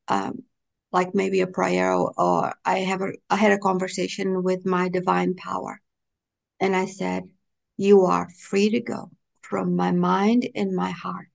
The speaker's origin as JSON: {"language": "English", "area": "Pico", "region": "Azores", "country": "Portugal", "tie": "born or raised there", "also_born_or_lived": "Boston, Massachusetts, United States", "second_language": "English", "moved": "yes", "lives_now": "North Carolina, United States", "said": "I'm from an island called Pico, P-I-C-O. That's where I was born and where I grew up."}